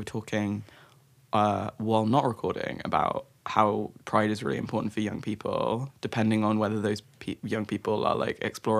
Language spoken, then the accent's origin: English; Brighton, South East England, United Kingdom; I was brought up in Brighton